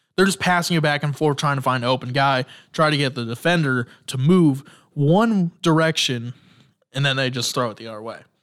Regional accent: Indiana, United States; I'm from Indiana

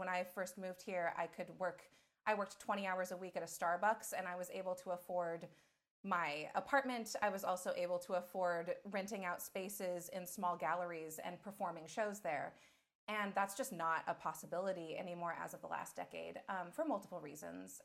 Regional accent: Fresno, California, United States; now in Portland, United States; I come from Fresno, California, which has one theater in it

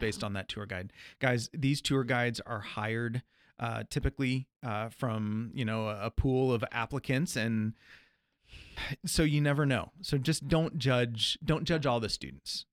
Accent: Midwest, United States; being a Midwesterner

